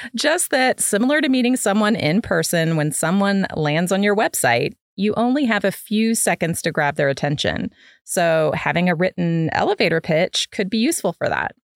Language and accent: English; Midwest, United States; moved away as an adult; I grew up in the Midwest, and so I moved in college. I moved south